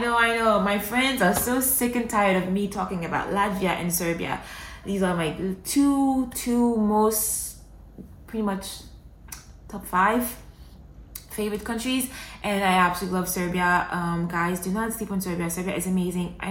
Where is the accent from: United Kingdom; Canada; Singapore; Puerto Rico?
Canada; Montreal, Quebec; now in United Arab Emirates; Montreal is home. That's my hometown. That's where I grew up.